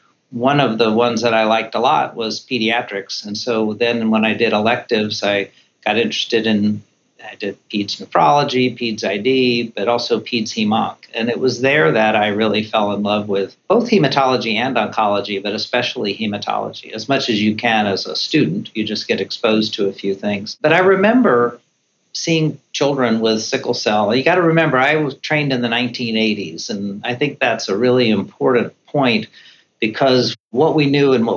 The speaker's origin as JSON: {"language": "English", "region": "Central Florida", "country": "United States", "tie": "born or raised there", "also_born_or_lived": "South Carolina / North Carolina", "moved": "as an adult", "said": "I grew up in Central Florida"}